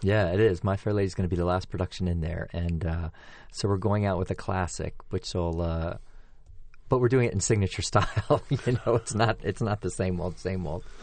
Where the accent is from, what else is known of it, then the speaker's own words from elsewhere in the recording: Pennsylvania, United States; moved away; also born or lived in Washington, D.C.; I grew up in Pennsylvania and then moved to Washington, D C